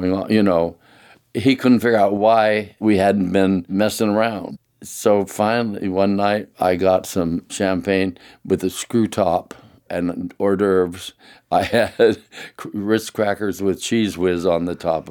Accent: Linnton, Oregon, United States; I grew up in Linton, Oregon, about 9 miles from Portland City

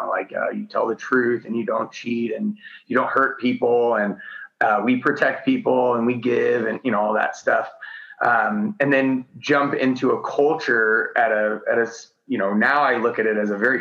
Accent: Post Falls, Idaho, United States; moved away; I grew up in North Idaho, kind of podunk country in a little town called Post Falls next to Coeur d'Alene.

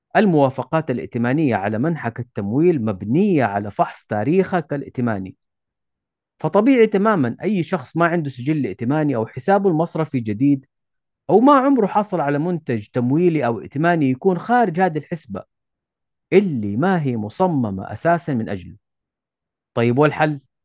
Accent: Saudi Arabia; عندنا في السعودية

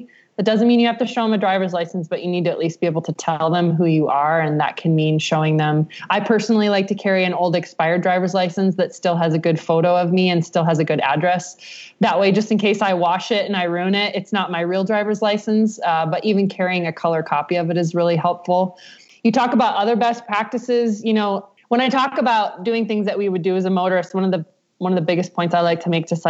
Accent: Midwest, United States; I'm from the Midwest, we wave at everybody kind of thing.

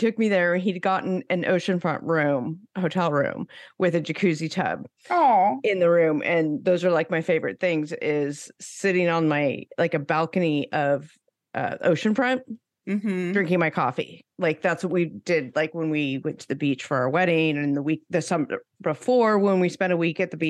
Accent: Northern California, United States; also born or lived in Hawaii / Howard County, Maryland; now in Virginia, United States; I grew up in Northern California

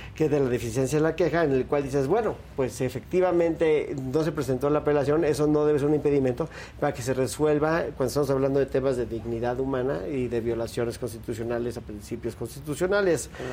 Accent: Mexico; como mexicano

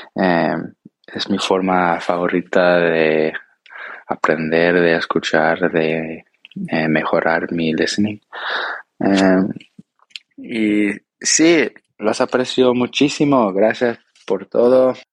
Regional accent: Brazil; Spanish is a second language; soy de Brasil

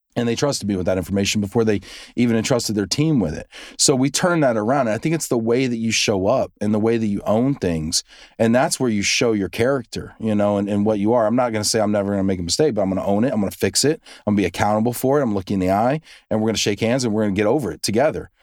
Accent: United States; we have short memories over in the, in the U S

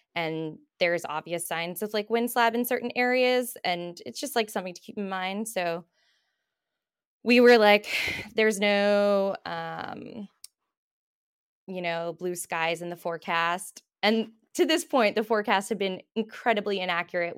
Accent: Australia; moved away as an adult; now in Bow Valley, Canada; I'm originally from Australia, but I've been in Canada for about seven years now.

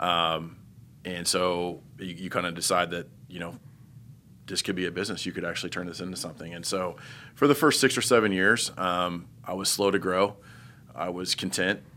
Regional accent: Terre Haute, Indiana, United States; also born or lived in Mooresville, Indiana; I'm from Indiana, but I grew up in Terre Haute

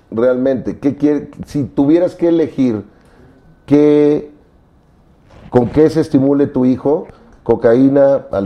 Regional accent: Mexico; moved away; Y este me lo hice cuando me fui de México. Yo no soy religioso, pero sí soy muy mexicano.

